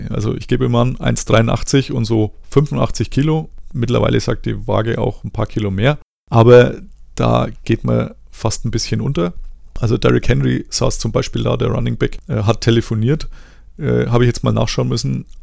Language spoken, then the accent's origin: German; Germany; Also zum einen, ich als Deutscher finde es tatsächlich immer noch sehr komisch, dass man da in der Umkleide rumsteht.